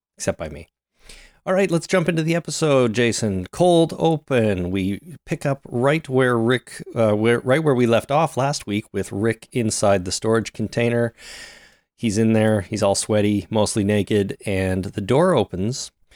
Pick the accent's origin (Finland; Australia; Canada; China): Canada